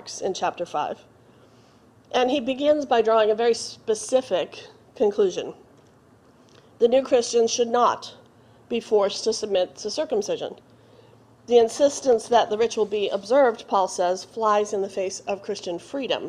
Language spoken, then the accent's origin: English; Boston, Massachusetts, United States; I grew up in Boston